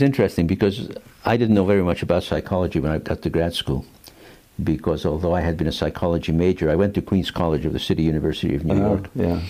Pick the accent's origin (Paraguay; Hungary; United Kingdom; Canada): Hungary; moved away; also born or lived in United States; I'm a dual citizen. Uh-huh. I'm originally from Hungary.